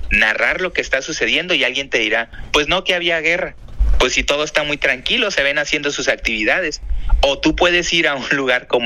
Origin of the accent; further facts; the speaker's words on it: Baja California, Mexico; En Instagram estoy como … BC es porque soy del estado de Baja California